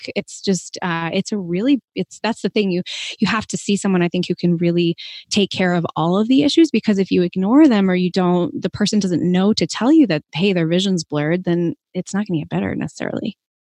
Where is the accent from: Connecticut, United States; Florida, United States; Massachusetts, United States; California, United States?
Massachusetts, United States; Boston; moved away; I'm from Boston originally and trained in the Northeast